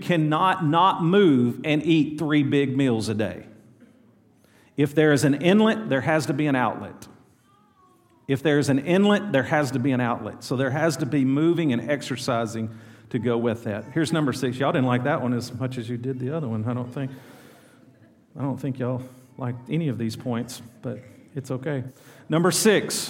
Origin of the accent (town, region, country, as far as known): El Dorado, Arkansas, United States; born or raised there